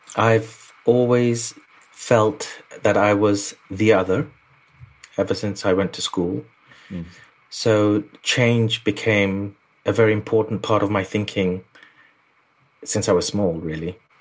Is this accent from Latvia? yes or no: no; London, United Kingdom; I was born in London, but they just lived through a war. It was called East Pakistan, and then it was the war happened, and then it formed Bangladesh in '71. I was born in '74. So I grew up South London